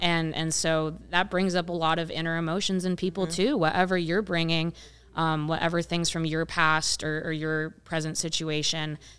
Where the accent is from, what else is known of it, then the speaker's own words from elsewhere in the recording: rural Ohio, United States; also born or lived in Columbus, Ohio; now in Chicago, United States; grew up in, in rural Ohio